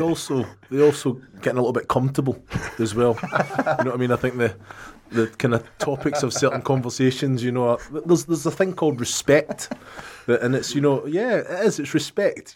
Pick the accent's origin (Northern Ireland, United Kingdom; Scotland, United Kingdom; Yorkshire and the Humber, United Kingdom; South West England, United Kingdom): Scotland, United Kingdom; I'm Scottish, mate.